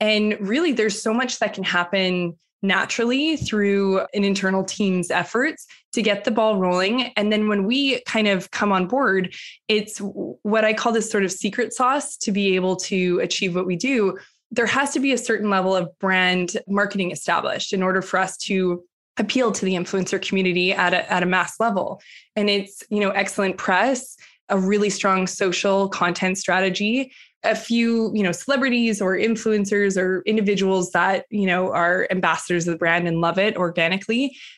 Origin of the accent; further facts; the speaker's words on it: Western Canada, Canada; moved away as an adult; now in New York, United States; Like you, I grew up, I'm from Western Canada originally, but the last decade I've been in New York.